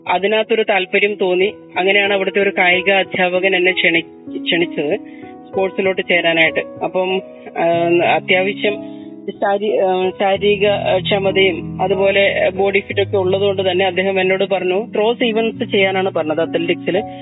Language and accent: Malayalam; Kannur, Kerala, India; ഞാൻ എന്റെ സ്വദേശം കണ്ണൂരാണ് കണ്ണൂര് തികച്ചും കർഷക കുടുംബത്തിൽ ജനിച്ചു വളർന്ന